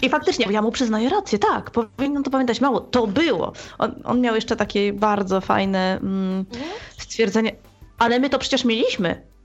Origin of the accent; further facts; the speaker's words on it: Łódź, Łódź Voivodeship, Poland; jestem z Łodzi